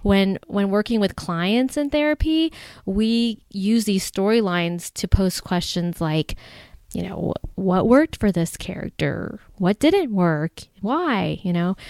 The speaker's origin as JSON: {"language": "English", "region": "Ohio", "country": "United States", "moved": "yes", "lives_now": "Chicago, United States", "said": "I'm originally from Ohio"}